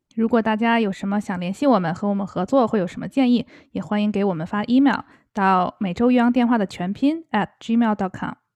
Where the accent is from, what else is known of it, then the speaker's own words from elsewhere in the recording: China; now in United States; 在中国的话，我们一般是不会在宝宝出生前有任何的庆祝活动的